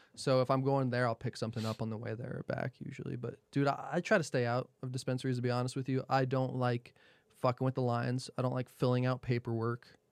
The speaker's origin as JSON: {"language": "English", "region": "New Jersey", "country": "United States", "tie": "born or raised there", "moved": "yes", "said": "I'm from Jersey"}